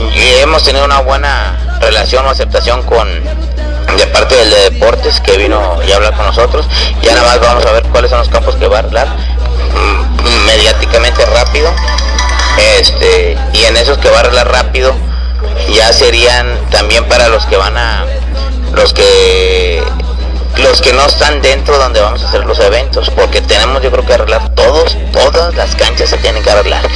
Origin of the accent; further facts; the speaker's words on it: Río Bravo, Tamaulipas, Mexico; somos de Río Bravo